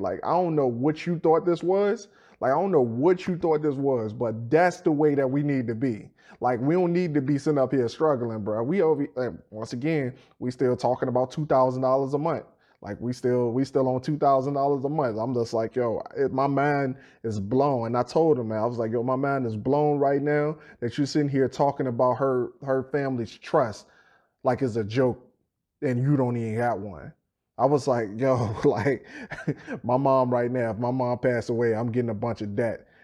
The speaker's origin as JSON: {"language": "English", "town": "Petersburg", "country": "United States", "tie": "born or raised there", "said": "I'm from Fifth Ward right over in Petersburg"}